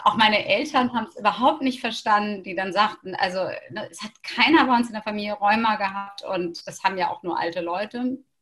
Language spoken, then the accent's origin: German; Hamburg, Germany; ich als Hamburgerin